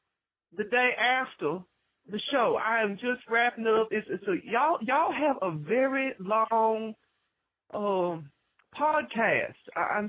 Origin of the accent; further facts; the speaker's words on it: Jasper, Tennessee, United States; now in West Coast, United States; I am on the West Coast, but I'm originally from Jasper, Tennessee. Visited my friend out here in Pasadena